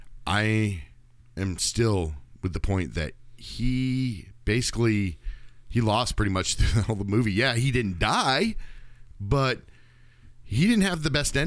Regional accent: the South, United States; We're from the South

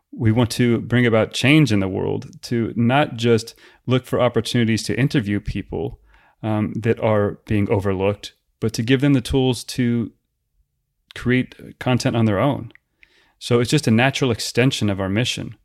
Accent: United States

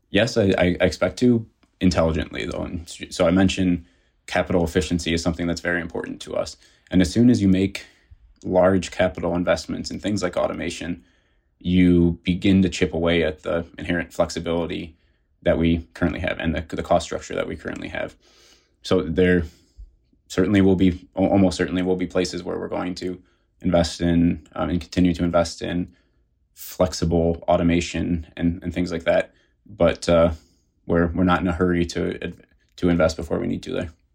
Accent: Detroit, Michigan, United States; moved away as an adult; also born or lived in South Carolina; I grew up in the Detroit area

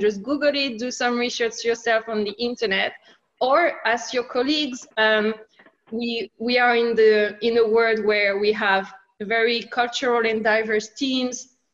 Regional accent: France; accent: French; English is a second language; moved away as an adult; also born or lived in England / Finland / Sydney, Australia / London; I have a French accent. I'm originally from France.

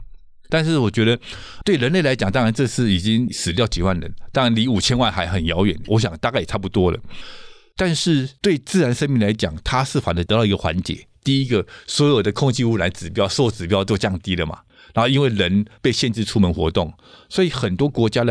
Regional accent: Taiwan; 所以如何让我们台湾人可以负担得了啊？

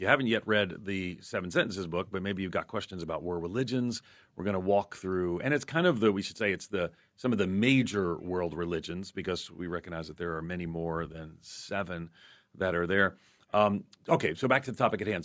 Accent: outside New York City, United States; 50 years ago growing up outside New York City

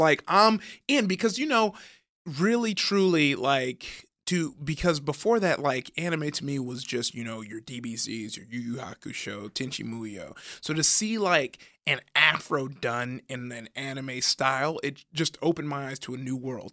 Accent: Compton, California, United States; I grew up in Compton

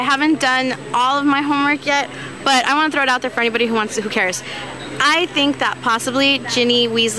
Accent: La Puente, California, United States; from La Puente, California.

